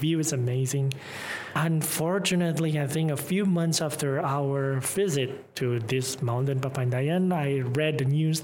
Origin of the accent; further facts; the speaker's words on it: Tasikmalaya, West Java, Indonesia; English is a second language; moved away; also born or lived in Malaysia; I'm from Tasikmalaya